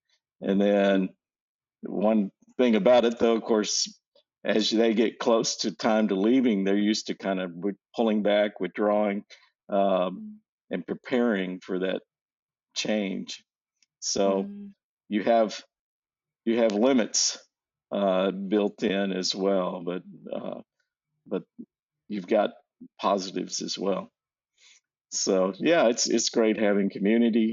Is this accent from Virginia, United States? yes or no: no; Abilene, Texas, United States; moved away as an adult; also born or lived in Colorado; I'm from Abilene, Texas. And though I lived my teen years in Colorado, and most of my life, though, I was in Abilene